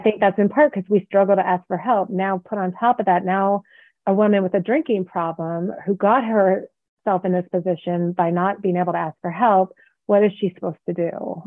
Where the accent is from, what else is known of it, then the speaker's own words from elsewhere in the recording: the Bay Area, California, United States; now in Reno, United States; I live in Reno, Nevada, and I grew up in the Bay Area